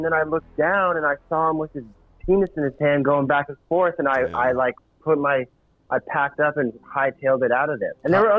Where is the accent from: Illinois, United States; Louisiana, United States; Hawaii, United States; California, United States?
California, United States; San Francisco; moved away; also born or lived in New York; growing up in San Francisco